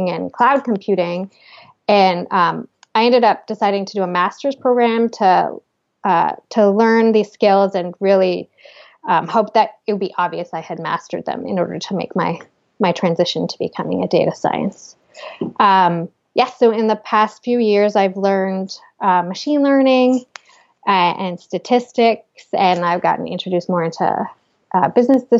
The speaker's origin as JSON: {"language": "English", "country": "Canada", "also_born_or_lived": "New York City / Seattle", "moved": "as an adult", "said": "I was in Canada at the time. I'm Canadian."}